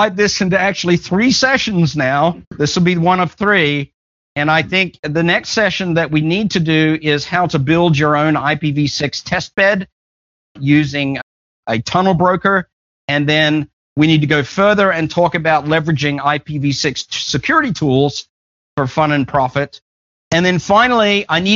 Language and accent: English; Australia; I'm just Australian